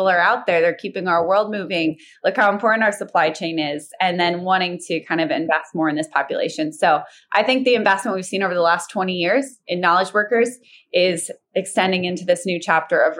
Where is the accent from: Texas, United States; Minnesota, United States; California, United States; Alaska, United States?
Alaska, United States; I grew up in Alaska